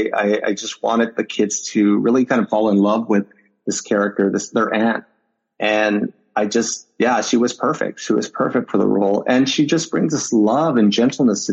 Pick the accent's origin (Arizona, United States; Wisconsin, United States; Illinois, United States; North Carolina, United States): Arizona, United States; Winslow; moved away; I was born and I also graduated high school in Winslow, Arizona